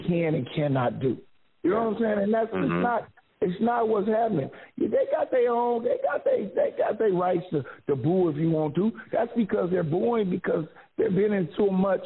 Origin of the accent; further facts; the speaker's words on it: Oakland, California, United States; moved away as an adult; now in Las Vegas, United States; That's my hometown